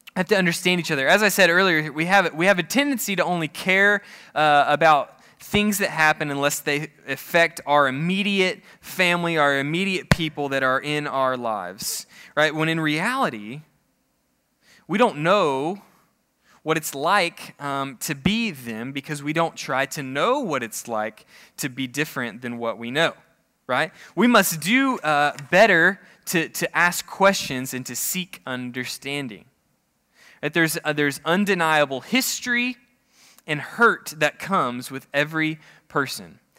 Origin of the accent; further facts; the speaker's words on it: Oklahoma, United States; I'm from Oklahoma